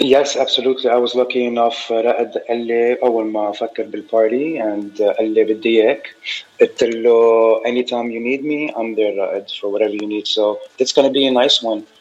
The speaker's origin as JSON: {"language": "Arabic", "country": "Lebanon", "tie": "born or raised there", "also_born_or_lived": "Saudi Arabia", "moved": "as an adult", "lives_now": "United States", "said": "ربيان بلبنان 10 سنين من 8 ل 18 بس انا actually I was born بالسعوديه"}